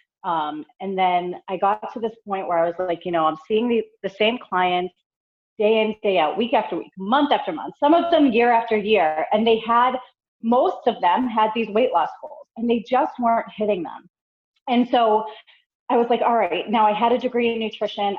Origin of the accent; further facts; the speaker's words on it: Boston, Massachusetts, United States; moved away as an adult; now in North Carolina, United States; I grew up in the Boston area. I was there for all 35 years of my life